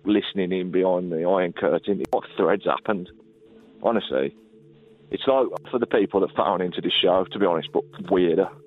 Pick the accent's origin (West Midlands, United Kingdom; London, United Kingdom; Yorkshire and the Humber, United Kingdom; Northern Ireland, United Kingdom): West Midlands, United Kingdom; Black Country; I'm from the Black Country